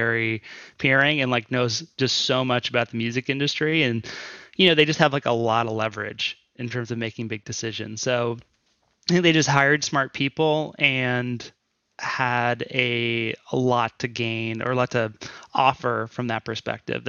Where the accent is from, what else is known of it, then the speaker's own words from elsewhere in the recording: Houston, Texas, United States; I'm from Texas. Yeah, I'm from Houston, Texas.